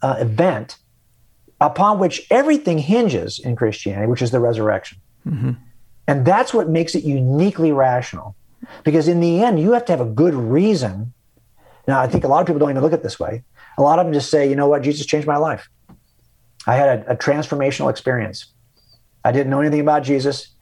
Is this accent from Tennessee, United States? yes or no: no; California, United States; I'm a Californian because I was born here